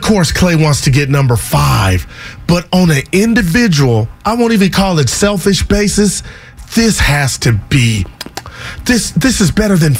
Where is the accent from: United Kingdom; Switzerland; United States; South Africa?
United States; Union City, California; During the break, I go Union City, my hometown.